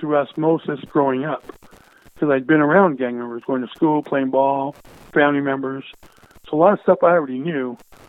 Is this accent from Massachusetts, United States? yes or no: no; Los Angeles, California, United States; I was born in East L.A., which is, you know, back then lower income area, gang area, predominantly Hispanic